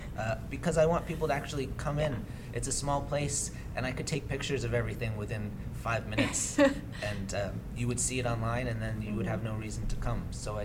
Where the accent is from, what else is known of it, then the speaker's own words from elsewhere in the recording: Massachusetts, United States; Well, I'm from Massachusetts. {S0} Mm-hmm. {S2} I grew up on the North Shore.